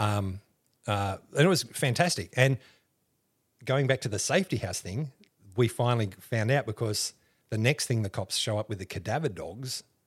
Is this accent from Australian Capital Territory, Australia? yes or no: yes; Canberra, Australian Capital Territory, Australia; moved away as an adult; also born or lived in Griffith, New South Wales / Chicago / London; now in Rockhampton, Australia; We were only there for a couple of years, like maybe three years, and we moved to Canberra.